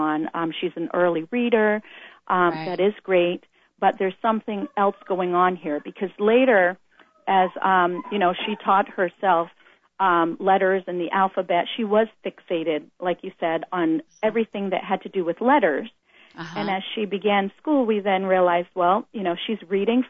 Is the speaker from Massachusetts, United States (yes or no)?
yes; Boston, Massachusetts, United States; moved away; We're originally from the East Coast, Boston, and we both went to public school there